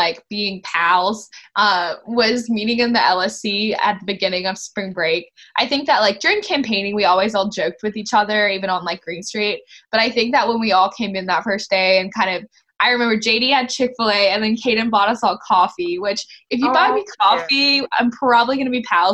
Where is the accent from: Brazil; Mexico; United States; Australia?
Australia; Gold Coast, Queensland; I am a junior from the Gold Coast, Australia, and I am coming to you live at 7 a.m. here in Australia